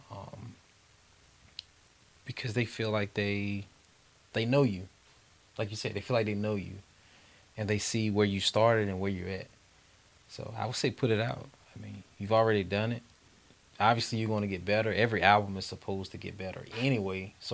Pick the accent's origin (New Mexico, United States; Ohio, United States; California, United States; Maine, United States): Maine, United States; born or raised there; moved away; also born or lived in Arizona